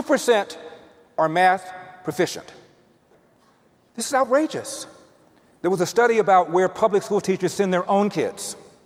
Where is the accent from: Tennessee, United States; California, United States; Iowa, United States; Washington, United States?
California, United States; Los Angeles; But I was bused from Crenshaw because I had exhausted all the Spanish.